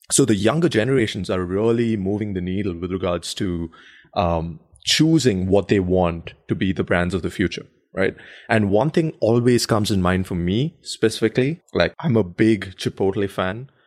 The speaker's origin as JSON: {"language": "English", "country": "India", "tie": "born or raised there", "moved": "yes", "said": "When I grew up in India"}